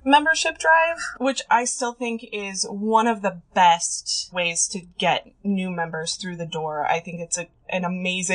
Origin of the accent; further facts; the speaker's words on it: North Idaho, United States; moved away as an adult; now in Olympia, United States; I grew up in North Idaho, and then I moved over to Olympia to go to college in 2008 and never left